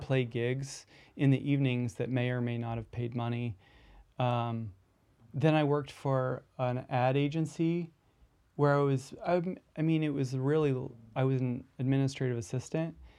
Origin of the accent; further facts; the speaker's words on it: Iowa, United States; moved away as an adult; also born or lived in New York City; now in Des Moines, United States; I'm originally from Iowa